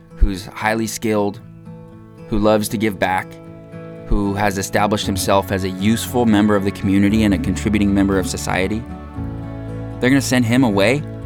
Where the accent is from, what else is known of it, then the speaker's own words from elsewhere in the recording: United States; My American citizenship is something that I have always taken for granted. I was born into it